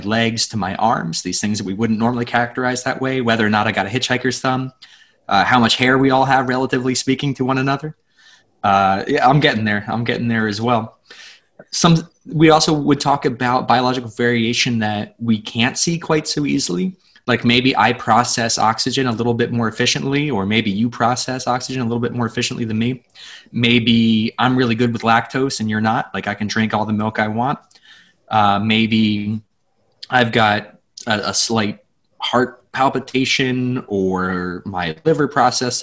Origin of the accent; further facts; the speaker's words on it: Pennsylvania, United States; where I grew up in Pennsylvania